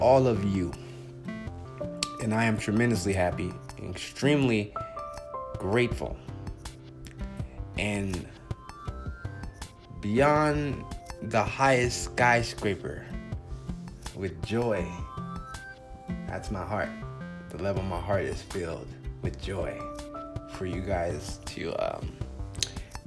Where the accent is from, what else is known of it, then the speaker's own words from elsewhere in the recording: Compton, California, United States; now in Phoenix, United States; I'm originally from Compton, California